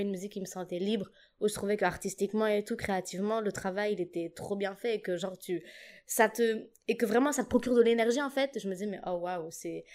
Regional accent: Djibouti; moved away as an adult; also born or lived in Paris suburbs, France; now in Lille, France; j'ai grandi à Djibouti

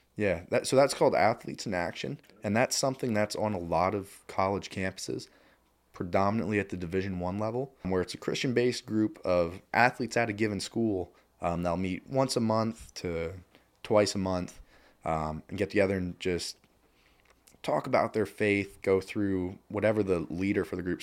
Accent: Lebanon County, Pennsylvania, United States; growing up in Lebanon County

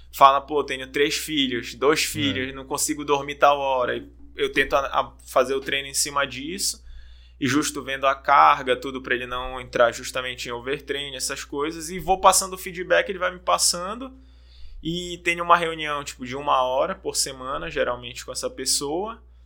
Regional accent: Belém, Pará, Brazil; moved away; De Belém, sou natural de Belém

